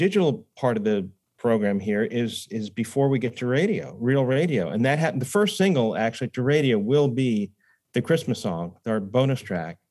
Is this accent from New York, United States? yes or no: yes; New York, United States; moved away; I'm originally from New York.